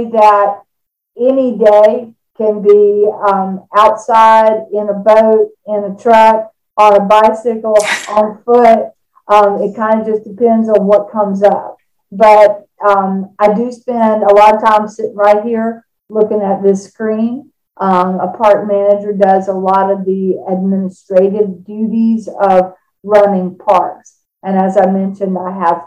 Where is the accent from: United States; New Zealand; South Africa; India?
United States; North Carolina; moved away as an adult; also born or lived in Key West, Florida; now in Florida, United States; I was born and raised in North Carolina